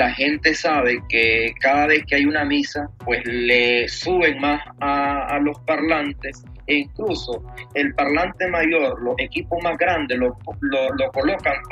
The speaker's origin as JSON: {"language": "Spanish", "country": "Nicaragua", "said": "Que como nicaragüenses este, llevamos ya desde muchísimos años en nuestros hombros."}